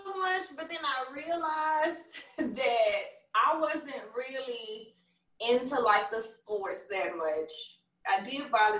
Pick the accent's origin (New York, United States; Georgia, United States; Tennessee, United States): Tennessee, United States; Memphis; Growing up in Westwood, I mean, I lived with my grandma.